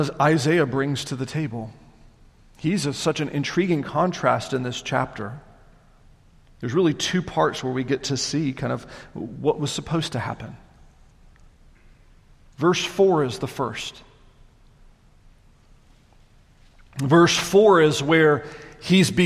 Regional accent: the South, United States; I'm a child of this area. I grew up in the South.

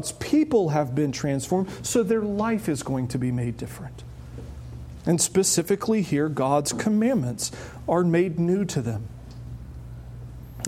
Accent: the South, United States; growing up in the South. Growing up in the South, everybody I knew said they were a Christian.

